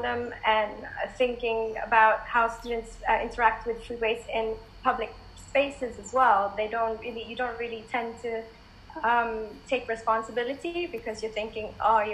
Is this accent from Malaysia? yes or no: yes; Malaysia; now in United Kingdom; I grew up in Malaysia